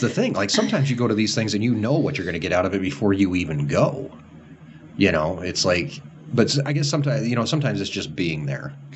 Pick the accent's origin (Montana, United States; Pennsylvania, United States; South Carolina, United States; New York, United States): Montana, United States; also born or lived in Campbell County, Wyoming; now in Wyoming, United States; I was from Montana